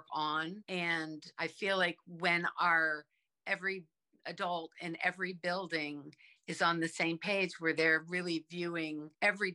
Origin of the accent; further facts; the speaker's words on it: Virginia, United States; now in Brunswick, United States; I grew up in Virginia, where elementary school went from kindergarten through sixth grade.